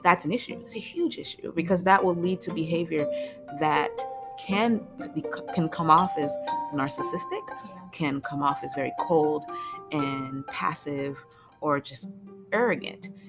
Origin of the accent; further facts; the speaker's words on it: Florida, United States; I am originally from Florida. I went to school in Florida.